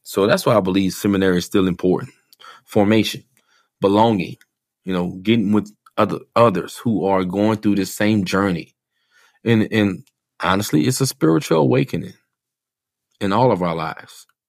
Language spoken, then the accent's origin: English; New Iberia, Louisiana, United States; moved away; Growing up in New Iberia, Louisiana